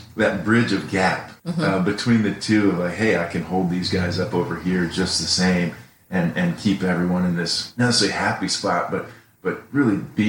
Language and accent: English; Ohio, United States; now in Indiana, United States; Proud to say I grew up in Ohio